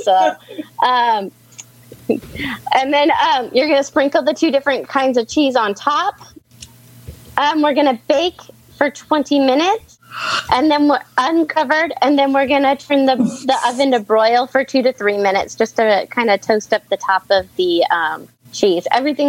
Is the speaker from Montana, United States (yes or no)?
no; Mesa, Arizona, United States; I am from Mesa, Arizona.